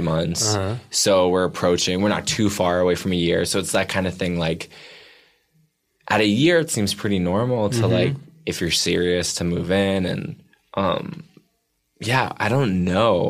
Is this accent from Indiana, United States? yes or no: no; Bedford, Massachusetts, United States; Outside of Boston and a town called Bedford.